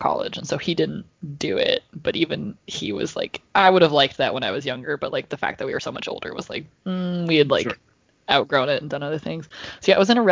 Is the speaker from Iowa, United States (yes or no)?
yes; Iowa, United States; my hometown did it, so this is in Iowa